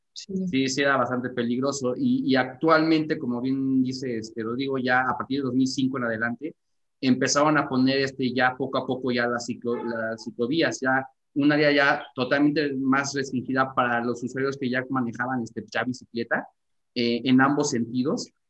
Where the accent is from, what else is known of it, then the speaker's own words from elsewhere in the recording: Mexico; nosotros como mexicanos